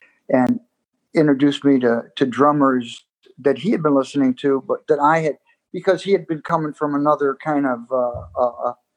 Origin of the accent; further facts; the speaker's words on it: Rochester, New York, United States; moved away; I grew up in Rochester playing in clubs, playing jazz, playing bebop.